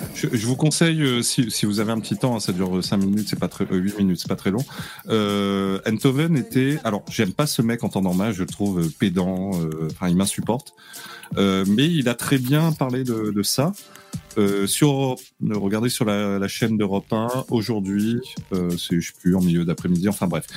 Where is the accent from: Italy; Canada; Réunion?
Réunion; je suis réunionnais.